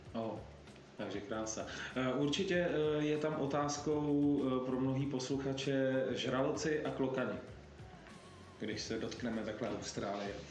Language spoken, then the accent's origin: Czech; Czechia; u nás v Čechách